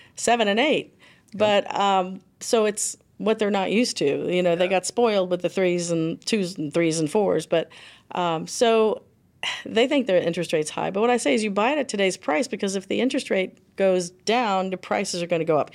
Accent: Florida, United States; also born or lived in Miami / Fort Lauderdale / Tampa; I grew up in Florida. Okay. Originally from Miami, then Fort Lauderdale, and then Tampa.

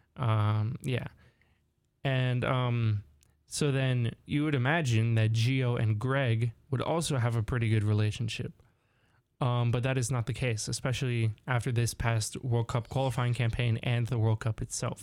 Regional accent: Southern California, United States; we're both from California, SoCal specifically

